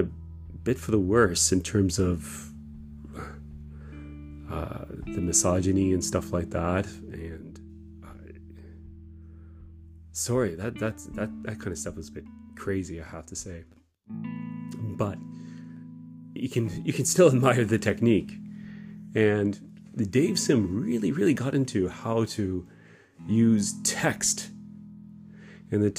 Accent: Kitchener, Ontario, Canada; moved away as an adult; now in Japan; I was raised in Kitchener, Waterloo, in Ontario.

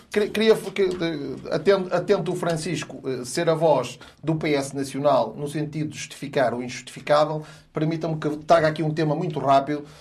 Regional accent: Guimarães, Norte, Portugal; na minha terra

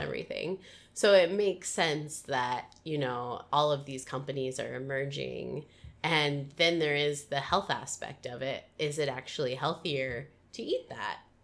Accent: Midwest, United States; moved away; also born or lived in Washington State; I'm from the Midwest originally, and we call pop, we call it pop.

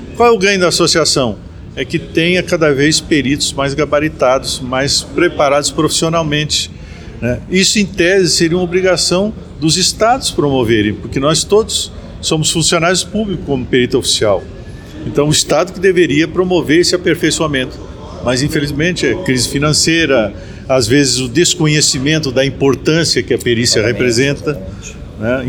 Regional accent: Rio Grande do Sul, Brazil; moved away as an adult; also born or lived in Distrito Federal; Nascido no Rio Grande do Sul, no, Rio no gaúcho

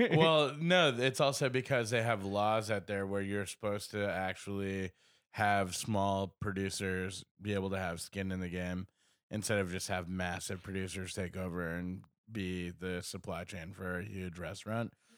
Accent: United States; I'm American

